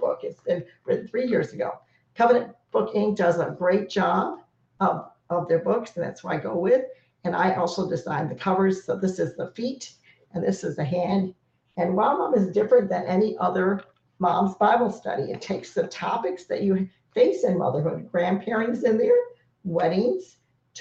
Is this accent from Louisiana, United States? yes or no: no; Florida, United States; I was from Florida